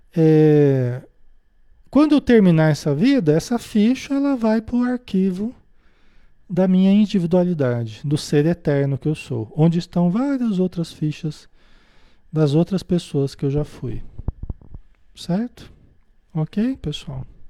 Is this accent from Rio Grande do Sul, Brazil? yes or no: no; Paraná, Brazil; also born or lived in Marília, São Paulo; Nasci em Marília, em São Paulo, né? Depois mudei para o Paraná, vivi a maior parte da minha vida